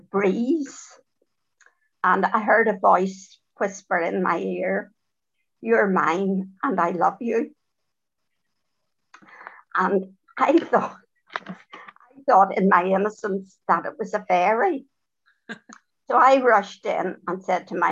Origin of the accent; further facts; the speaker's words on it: Dublin, Leinster, Ireland; I was born in Dublin.